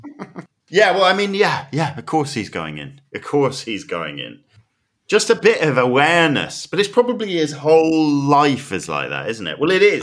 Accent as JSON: {"language": "English", "country": "United Kingdom", "said": "I'm so British"}